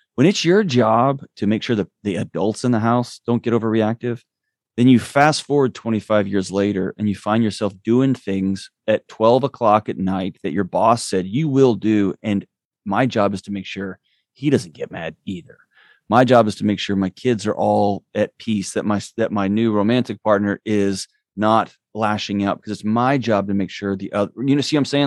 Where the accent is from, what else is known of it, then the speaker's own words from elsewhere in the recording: Texas, United States; now in Nashville, United States; I was born and raised in Texas